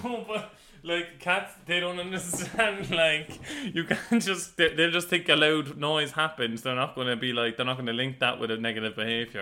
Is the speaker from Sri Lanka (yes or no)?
no; Cork, Munster, Ireland; moved away as an adult; now in London, United Kingdom; we're just from Cork